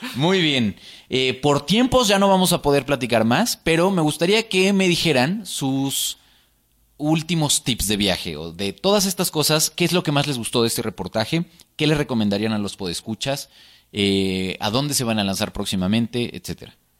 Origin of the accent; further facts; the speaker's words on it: Mexico City, Mexico; todos somos chilangos